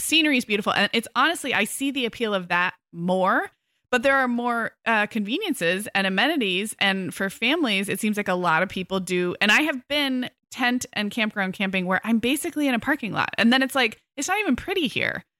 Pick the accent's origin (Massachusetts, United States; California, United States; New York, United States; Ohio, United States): California, United States; as a Californian